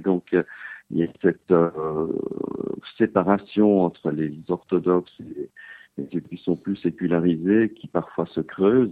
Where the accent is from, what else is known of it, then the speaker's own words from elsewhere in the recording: Switzerland; moved away as an adult; also born or lived in Geneva / Lugano / Zurich; now in Bern, Switzerland; j'ai grandi à Genève et à Lugano, dans la partie donc francophone et italophone de Suisse